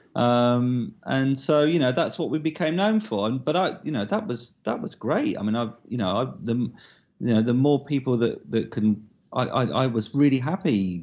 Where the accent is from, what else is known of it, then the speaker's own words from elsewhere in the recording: Southend-on-Sea, East of England, United Kingdom; my hometown of South N on C